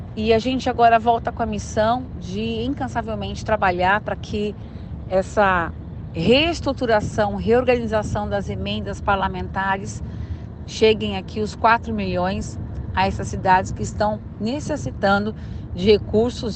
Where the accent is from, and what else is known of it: Itapetininga, São Paulo, Brazil